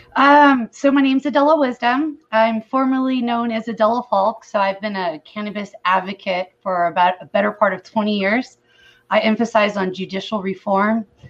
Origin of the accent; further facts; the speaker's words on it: California, United States; moved away as an adult; now in Missouri, United States; I'm originally from California